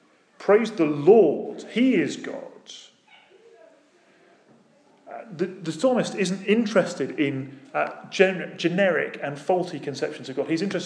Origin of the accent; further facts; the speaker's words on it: United Kingdom; Now, that might be because we're British, and some of us are British, and we like our praise dialed down to two.